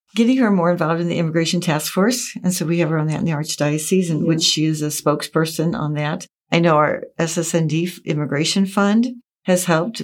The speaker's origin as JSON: {"language": "English", "town": "St. Louis", "region": "Missouri", "country": "United States", "said": "I'm from St. Louis, so I entered into the St. Louis province"}